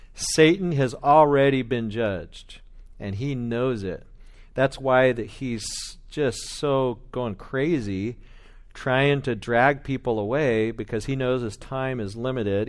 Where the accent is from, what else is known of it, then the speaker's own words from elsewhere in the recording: Bakersfield, California, United States; I'm from Bakersfield.